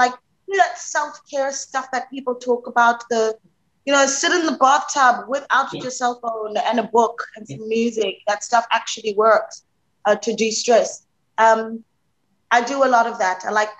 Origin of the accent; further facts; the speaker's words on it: Alexandra, Gauteng, South Africa; I'm from Alexandra. That's where I was born. I've been working since I was 15 years old